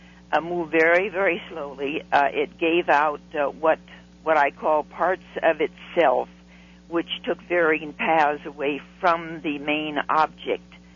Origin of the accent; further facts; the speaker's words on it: Long Beach, California, United States; a schoolgirl from Long Beach, California